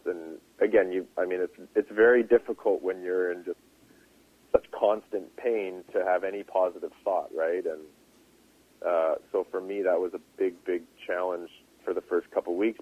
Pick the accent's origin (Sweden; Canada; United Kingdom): Canada; Revelstoke, British Columbia; my hometown uh-huh. in, in Revelstoke